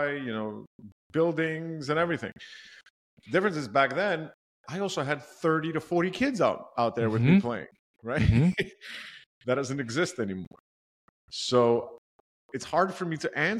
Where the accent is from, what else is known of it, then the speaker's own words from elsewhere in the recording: New York City, New York, United States; I grew up in New York City